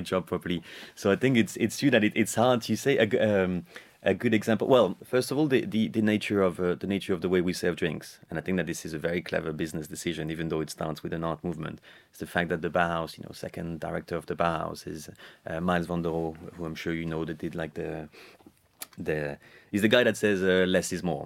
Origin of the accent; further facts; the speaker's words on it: France; My dad is, uh, Irish, and, uh, I was, uh, I was raised in France